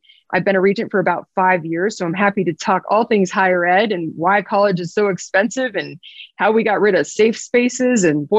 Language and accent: English; Monument, Colorado, United States; I'm a homegrown Colorado kid. I grew up the road in Monument, right outside of the Air Force Academy.